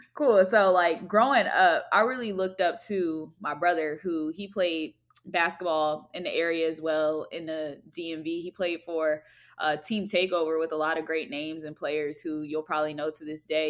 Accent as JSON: {"language": "English", "town": "Alexandria", "region": "Virginia", "country": "United States", "said": "I am from Alexandria, Virginia"}